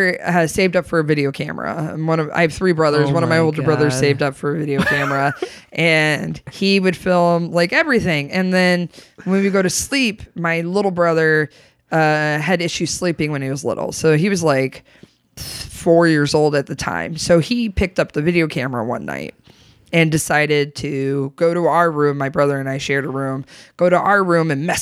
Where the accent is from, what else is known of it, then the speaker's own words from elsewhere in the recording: Grand Rapids, Michigan, United States; also born or lived in San Antonio, Texas / Austin, Texas; now in Chicago, United States; I grew up in Grand Rapids, Michigan